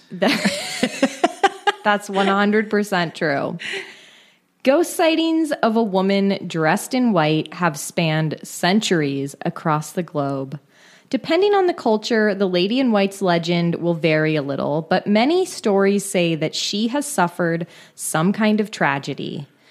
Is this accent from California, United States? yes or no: yes; San Francisco Bay Area, California, United States; my hometown, the San Francisco Bay Area